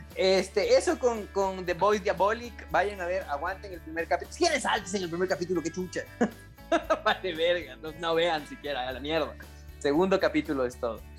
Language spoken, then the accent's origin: Spanish; Latacunga, Cotopaxi, Ecuador; moved away; Es medio raro mi ciudad, mi ciudad natal